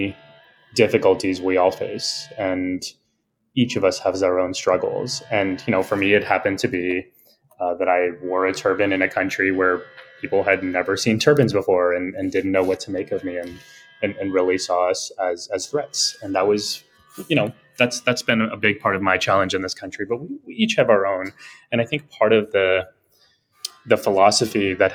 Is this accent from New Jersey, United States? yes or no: no; South Texas, United States; moved away; also born or lived in New York; I am born and raised in the States, in a part of the country called Texas